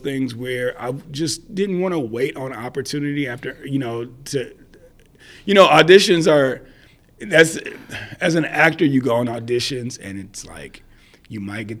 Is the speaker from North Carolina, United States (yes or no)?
no; Madisonville, Kentucky, United States; moved away as an adult; now in Nashville, United States; I'm in Nashville. I'm from Western Kentucky, a small town called Madisonville, is where I was born and raised.